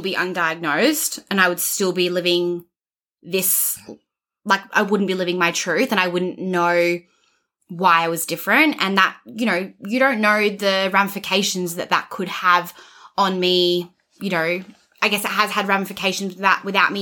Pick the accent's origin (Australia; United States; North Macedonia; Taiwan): Australia; I'm Australian